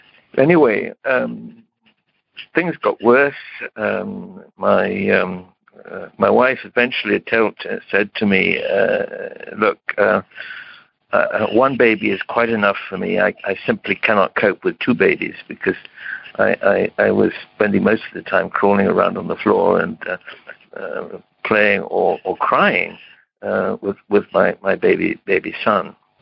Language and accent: English; Romania; I moved back to my home country. I'm of Romanian origin, but of British nationality